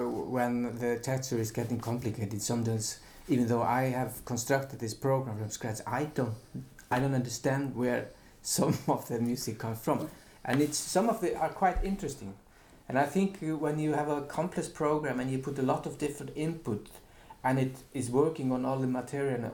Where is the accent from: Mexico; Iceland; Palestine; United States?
Iceland; also born or lived in Finland / Utrecht, Netherlands; I'm from Iceland